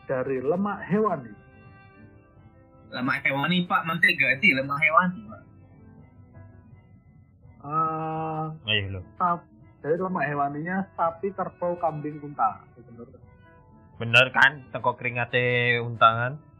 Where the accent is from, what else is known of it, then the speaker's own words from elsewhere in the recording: East Java, Indonesia; teman-teman saya malu sebagai warga Jawa Timur lupain.